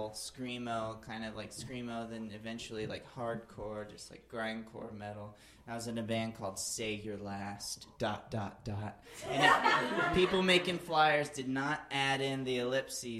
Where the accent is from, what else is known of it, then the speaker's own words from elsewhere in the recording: Alabama, United States; I grew up in Alabama